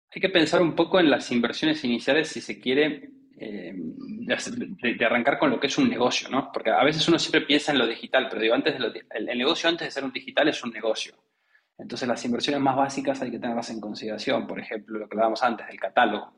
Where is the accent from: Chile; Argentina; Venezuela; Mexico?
Argentina; accent: Argentine; soy Argentina por mi, por mi acento